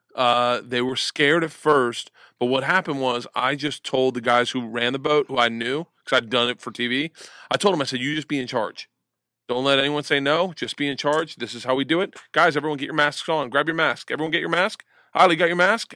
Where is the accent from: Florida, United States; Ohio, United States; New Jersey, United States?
Florida, United States; growing up in Florida